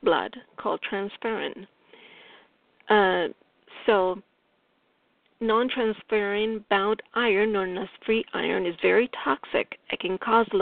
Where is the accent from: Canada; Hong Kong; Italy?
Italy; accent: Italian; English is a second language; my English, my Italian accent is strong here